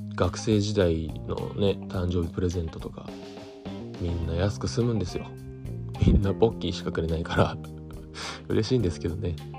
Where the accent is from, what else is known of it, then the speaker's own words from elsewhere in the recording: Tokyo, Japan; 東京都出身です東京の江戸川区小岩というディープな町と言われているところで生まれ育ち